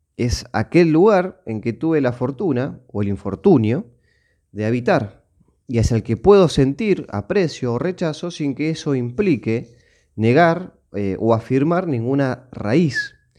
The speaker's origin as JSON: {"language": "Spanish", "country": "Argentina", "tie": "born or raised there", "said": "mi tierra natal, en este caso eh, Argentina"}